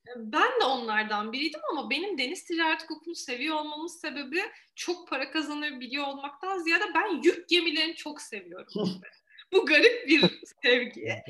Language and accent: Turkish; Eskişehir, Turkey